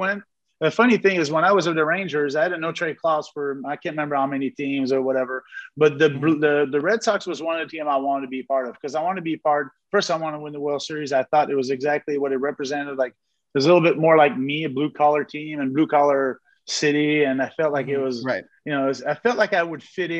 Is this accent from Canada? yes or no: yes; Montreal, Quebec, Canada; I was born in Montreal